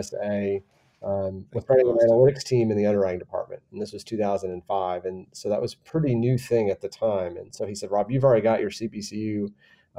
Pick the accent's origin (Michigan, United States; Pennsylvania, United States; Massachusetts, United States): Michigan, United States; moved away as an adult; also born or lived in Washington, D.C.; now in San Antonio, United States; I was born and raised in Michigan and went to Michigan State.